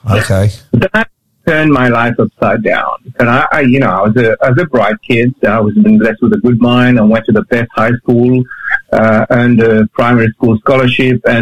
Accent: Mauritius; growing up in Mauritius is, yeah, you know, um, uh, the surf, the sea, fish, football, friends.

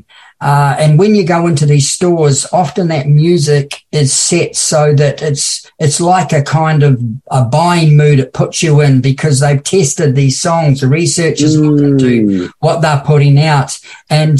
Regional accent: New Zealand; now in Australia; a young boy growing up in New Zealand.

